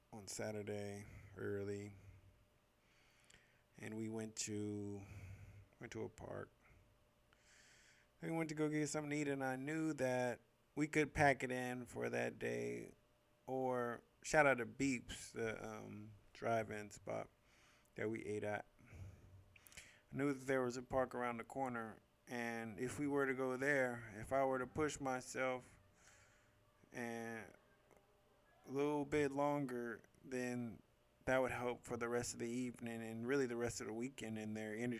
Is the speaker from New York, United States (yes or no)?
no; San Francisco, California, United States; I grew up in San Francisco pretty much my whole life, except for this one year we had moved out of town in seventh grade